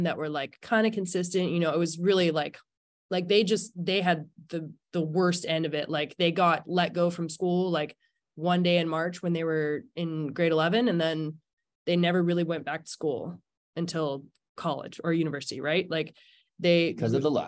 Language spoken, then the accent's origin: English; Squamish, British Columbia, Canada; I grew up in Squamish, BC